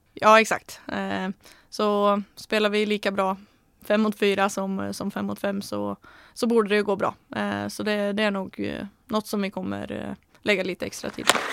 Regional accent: Norway; moved away; när jag var hemma nu så spelade jag med, eller tränade med Komet, eh, det är min moderklubb

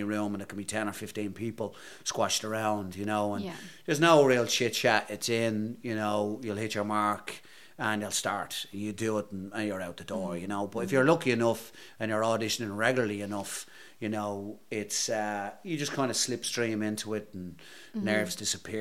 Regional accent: Ireland; accent: Irish; moved away; me and other Irish actors

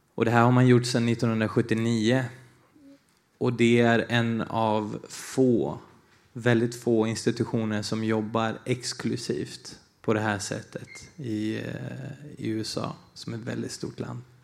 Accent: Falun, Dalarna County, Sweden; Swedish is a second language; also born or lived in Brazil; Jag är ju eh, brasilian och eh, dalmas

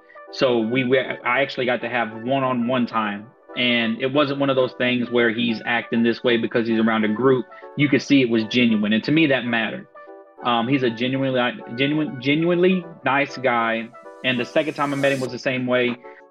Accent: Georgia, United States; We moved here when I was a little lad. I might have been 4, 5, 6, 7, somewhere around there.

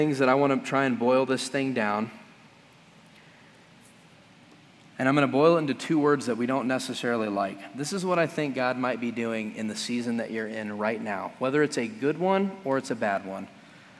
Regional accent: United States; as American Christians

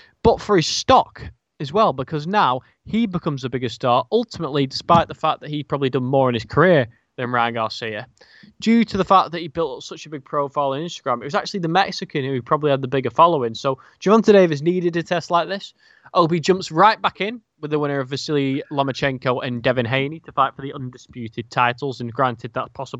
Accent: United Kingdom; as a Brit

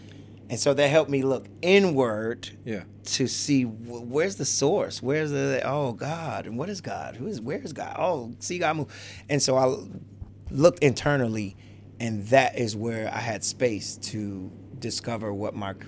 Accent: Chicago, Illinois, United States; I'd like to say I'm from Chicago. So I have all the sides on me. I got some suburban, some projects, some everything. So originally Cabrini Green.

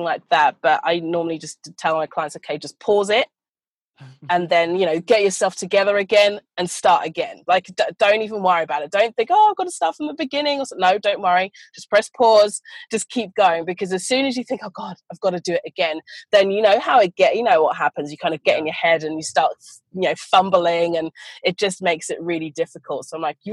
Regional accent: United Kingdom; moved away as an adult; also born or lived in London; now in Australia; I am an Australian citizen, but I was born in the UK. So I've been here for about 8 years now.

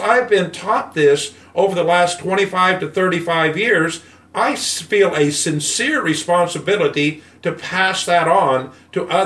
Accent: United States; I'm white and from America

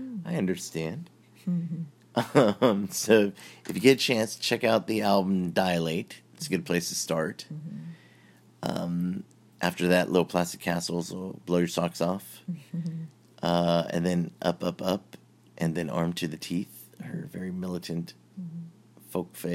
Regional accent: California, United States; growing up in California in a coastal beach community

